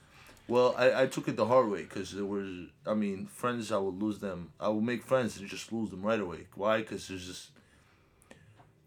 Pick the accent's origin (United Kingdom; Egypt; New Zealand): Egypt; moved away as an adult; now in Jersey City, United States; we grew up in Egypt, like we're new to this culture